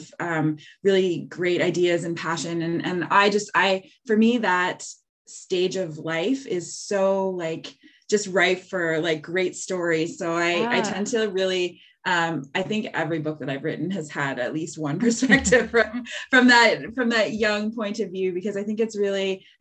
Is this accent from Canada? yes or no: yes; Halifax, Nova Scotia, Canada; now in Hamilton, Canada; I grew up in Halifax. I think of myself as growing up in a city